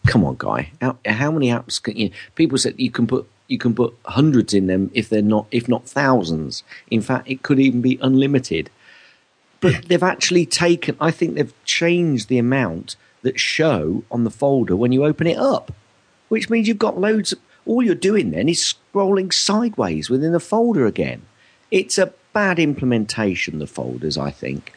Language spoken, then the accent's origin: English; United Kingdom; especially as British